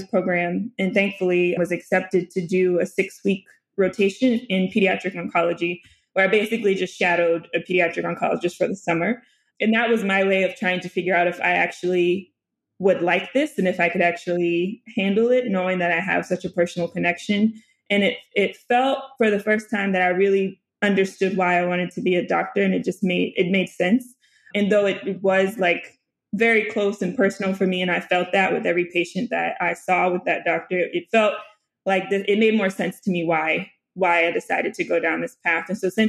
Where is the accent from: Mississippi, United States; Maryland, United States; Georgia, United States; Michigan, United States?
Georgia, United States; Duluth; born there; also born or lived in North Little Rock, Arkansas; I grew up, I was born in Duluth, Georgia. And then we lived there for a couple of years.